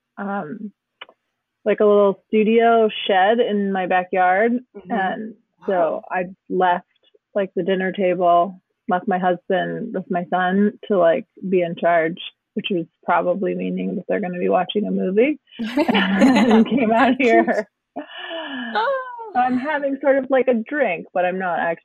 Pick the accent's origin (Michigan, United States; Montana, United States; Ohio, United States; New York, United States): Michigan, United States; moved away as an adult; now in Oakland, United States; I live in Northern California in Oakland, and I'm from Michigan, suburbia originally, grew up there